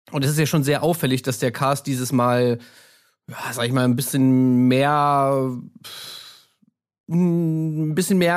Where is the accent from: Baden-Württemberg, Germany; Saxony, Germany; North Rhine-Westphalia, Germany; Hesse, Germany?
Baden-Württemberg, Germany; Stuttgart; ich komme aus Stuttgart, ähm, ich bin Vertriebler und studiere nebenbei äh